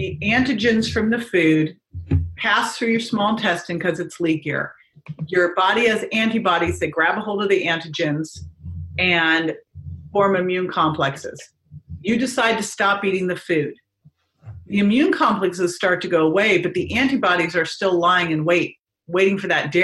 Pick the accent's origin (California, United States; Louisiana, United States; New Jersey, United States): California, United States; right outside of San Francisco; I grew up right outside of San Francisco